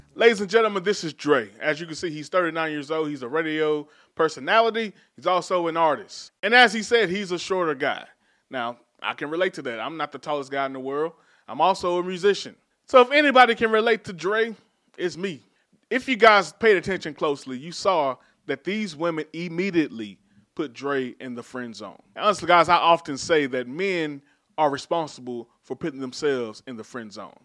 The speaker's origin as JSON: {"language": "English", "town": "Dallas", "region": "Texas", "country": "United States", "said": "I'm from Dallas, so our hoods are South Dallas, Oak Cliff, Pleasant Grove, where I'm from."}